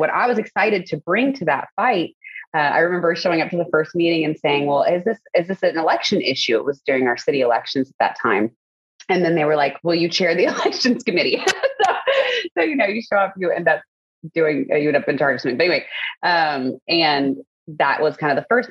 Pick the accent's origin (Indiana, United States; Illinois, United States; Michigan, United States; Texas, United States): Texas, United States; Spring; also born or lived in The Woodlands, Texas; I grew up in Spring near Klein High School with my parents, older brother, younger sister.